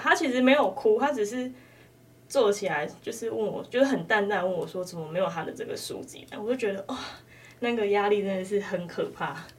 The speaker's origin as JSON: {"language": "Chinese", "country": "Taiwan", "tie": "born or raised there", "said": "因为在那段期间我们都没有回去啊，我们都在台湾"}